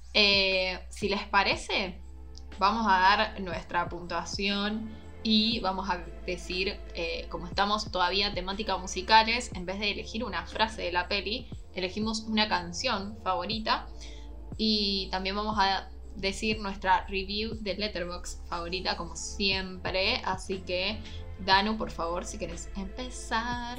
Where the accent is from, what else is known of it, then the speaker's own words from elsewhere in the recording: Argentina; siendo argentina, nacida en la tierra de Vita